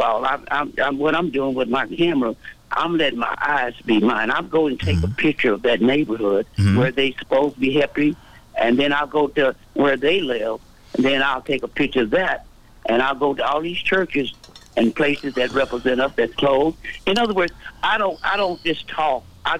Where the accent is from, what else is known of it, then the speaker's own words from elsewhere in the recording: Vietnam; now in United States; I've been going since the early, when I come from Vietnam, I've been mm-hmm. going there that long.